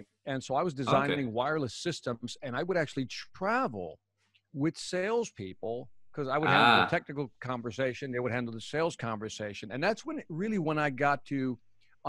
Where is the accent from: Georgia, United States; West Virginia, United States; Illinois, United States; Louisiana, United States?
Illinois, United States; Chicago; my family's from Puerto Rico, but I was born and raised in Chicago